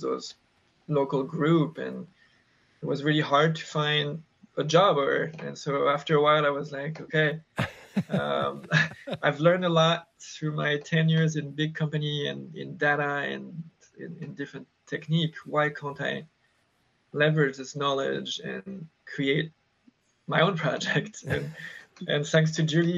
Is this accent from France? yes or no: yes; France; moved away as an adult; now in United States; I grew up in France in countryside